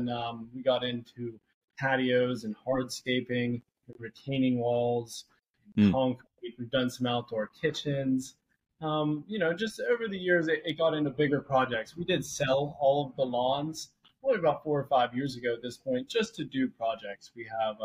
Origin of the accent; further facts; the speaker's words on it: Jefferson Hills, Pennsylvania, United States; We grew up in Jefferson Hills